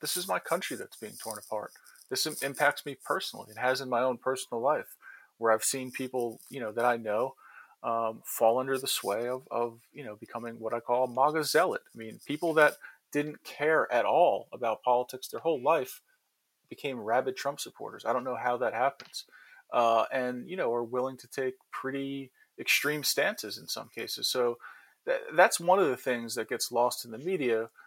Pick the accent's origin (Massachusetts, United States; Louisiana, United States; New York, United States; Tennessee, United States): New York, United States; being a New Yorker